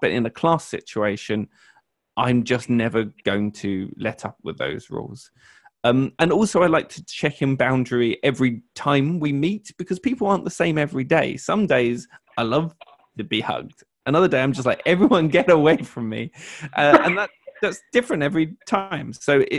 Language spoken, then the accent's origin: English; United Kingdom; I'm British